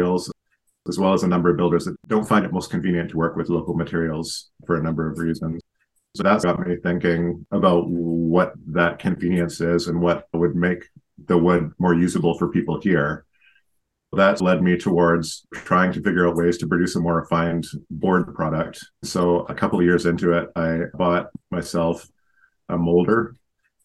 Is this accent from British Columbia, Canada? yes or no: yes; Lower Mainland, British Columbia, Canada; moved away as an adult; now in Cortes Island, Canada; I grew up mostly in the Lower Mainland, but with a strong connection here